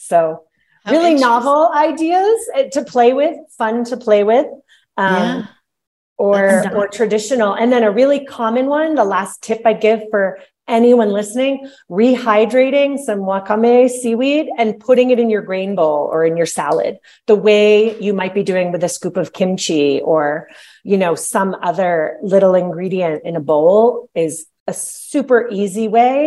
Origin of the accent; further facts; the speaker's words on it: New England, United States; I'm from New England